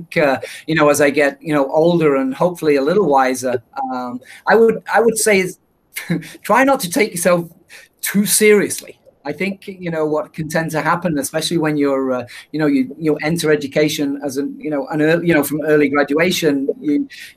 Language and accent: English; England, United Kingdom; moved away; being from England, people make fun of my accent